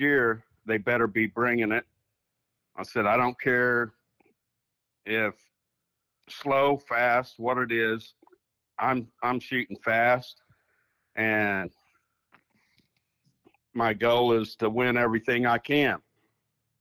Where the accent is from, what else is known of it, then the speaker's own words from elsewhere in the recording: Northwest Oklahoma, United States; I was born and raised in Northwest Oklahoma.